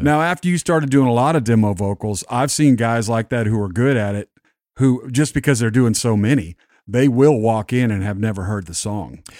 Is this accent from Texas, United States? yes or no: yes; West Texas, United States; all the men in my family where I grew up in Texas and West Texas